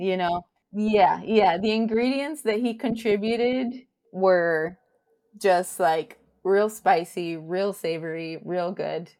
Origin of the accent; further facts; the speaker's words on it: Miami, Florida, United States; born and raised in Miami, raised by a Cuban and a Spaniard